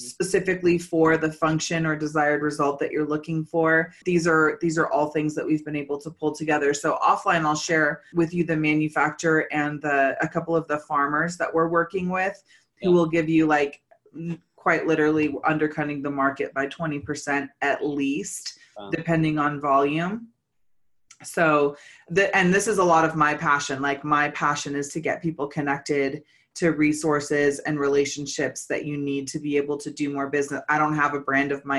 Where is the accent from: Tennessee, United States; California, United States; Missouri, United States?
California, United States; I'm originally from California too